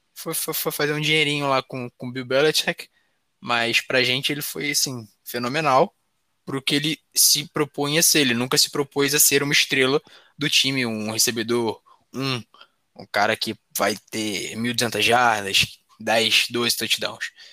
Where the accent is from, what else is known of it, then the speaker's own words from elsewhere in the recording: Rio de Janeiro, Brazil; eu sou do Rio.